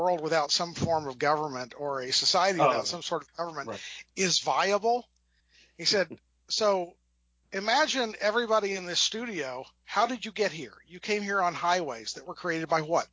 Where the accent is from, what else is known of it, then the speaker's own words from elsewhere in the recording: United States; as an American